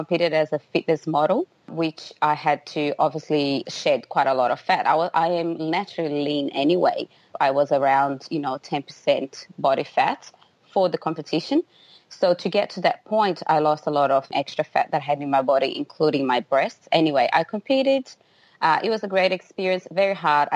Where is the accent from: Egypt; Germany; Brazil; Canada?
Brazil; now in Brisbane, Australia; Brazil, which is the country where I was born.